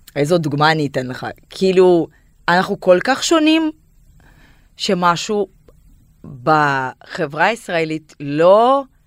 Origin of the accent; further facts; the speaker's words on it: Kyrgyzstan; Hebrew is a second language; moved away as an adult; now in Tel Aviv, Israel; אני עליתי מקירגיסטן בגיל 19 ויש לי קצת מבטא